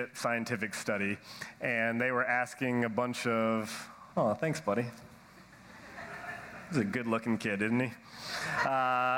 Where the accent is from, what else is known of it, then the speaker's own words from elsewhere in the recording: Nashville, Tennessee, United States; I'm from Nashville, Tennessee.